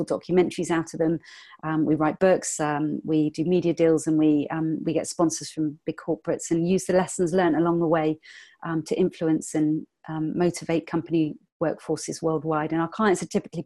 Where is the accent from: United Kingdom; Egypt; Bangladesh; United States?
United Kingdom; England; I'm from England